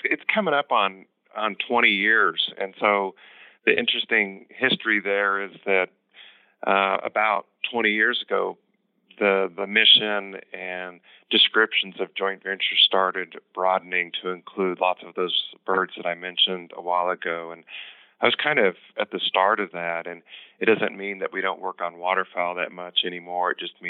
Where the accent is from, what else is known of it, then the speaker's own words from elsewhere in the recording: Kansas, United States; now in Colorado, United States; I'm in Colorado. I was born in Kansas, and so it's really fun for me to work on this project in Kansas.